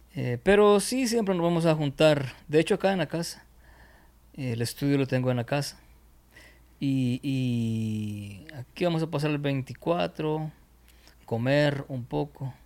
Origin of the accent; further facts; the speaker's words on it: El Salvador; Aquí decimos, espero no sea una mala palabra, en otro lugar, arrecho